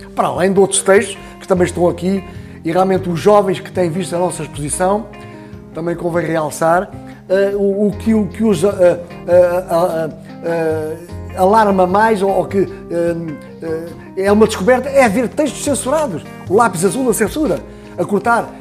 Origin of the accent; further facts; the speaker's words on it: Santarém, Santarém District, Portugal; eu que sou de Santarém